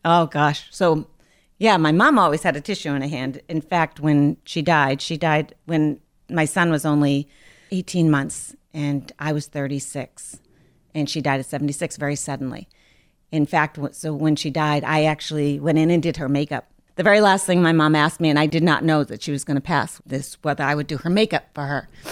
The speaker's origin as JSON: {"language": "English", "town": "Lynn", "region": "Massachusetts", "country": "United States", "tie": "born or raised there", "said": "I grew up in Lynn. I live in Lynn now still"}